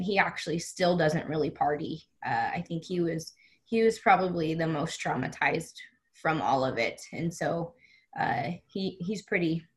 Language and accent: English; Las Vegas, Nevada, United States; I was born and raised in Las Vegas.